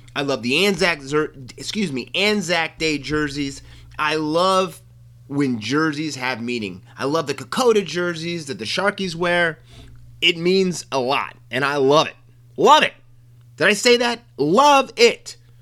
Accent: United States; as an American, it struck me at my core

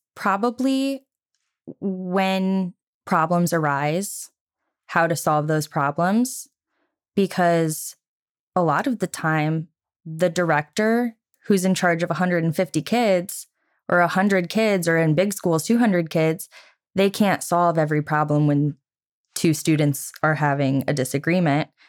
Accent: Geneseo, Illinois, United States; moved away as an adult; I was born and raised in Geneseo, Illinois for the first twenty-one years of my life

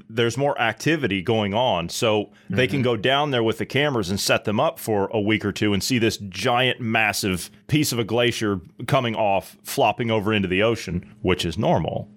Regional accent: United States; I grew up on the Ohio River

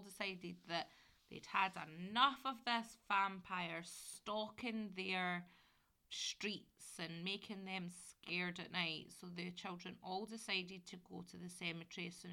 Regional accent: Glasgow, Scotland, United Kingdom; I grew up in Glasgow. I didn't grow up near the Gorbals, so I was East End.

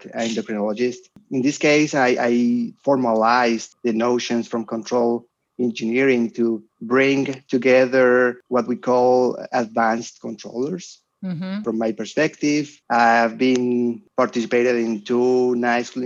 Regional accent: Colombia; moved away as an adult; also born or lived in Germany; I went back to Colombia. I got my professorship in my hometown

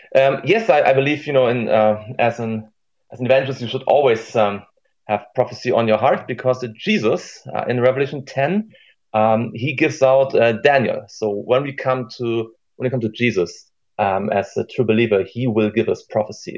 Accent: Germany; here in our secular Germany

